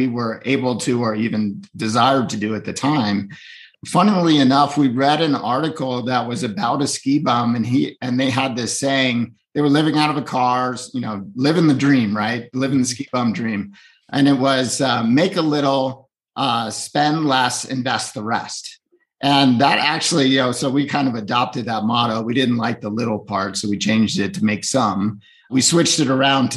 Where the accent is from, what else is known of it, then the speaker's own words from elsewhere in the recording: Northeast, United States; I grew up in the Northeast